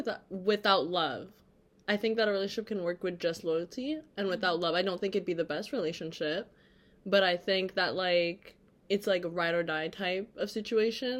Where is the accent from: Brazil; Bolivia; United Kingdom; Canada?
Canada; Toronto, Ontario; moved away as an adult; now in Boston, United States; I'm from Toronto, Canada, but I recently moved to Boston for school